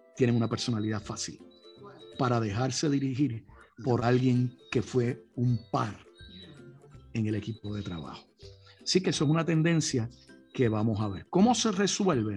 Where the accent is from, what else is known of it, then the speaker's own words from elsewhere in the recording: Puerto Rico; nuestra isla